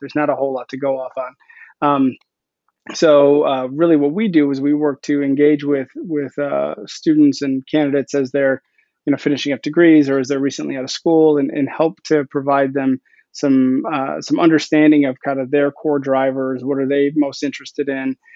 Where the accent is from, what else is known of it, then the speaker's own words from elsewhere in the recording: Milwaukee, Wisconsin, United States; I'm from Milwaukee. I was living in Milwaukee at the time